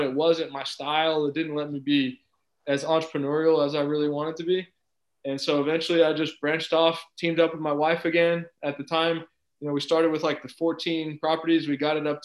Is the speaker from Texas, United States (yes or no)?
yes; Round Rock, Texas, United States; also born or lived in Cleveland, Ohio / Corpus Christi, Texas / College Station, Texas; I grew up here in Round Rock. I was born in Cleveland, but I moved to Round Rock when I was 3 years old